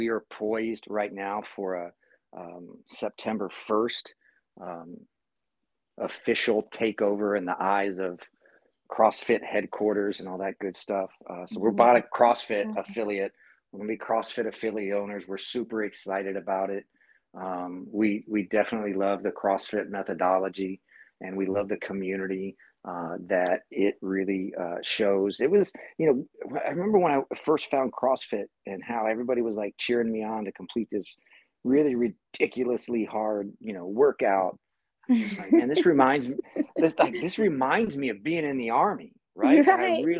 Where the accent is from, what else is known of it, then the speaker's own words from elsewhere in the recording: Massillon, Ohio, United States; moved away as an adult; also born or lived in California; growing up in my hometown of Massillon, Ohio